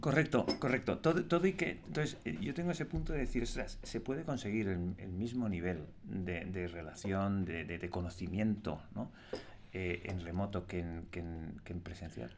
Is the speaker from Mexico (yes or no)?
no; Spain; Cómo somos los españoles